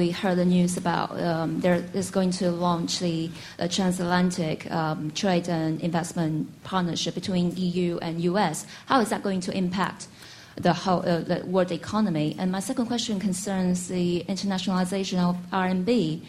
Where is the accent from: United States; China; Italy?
China; English is a second language; I'm a reporter from China's social media.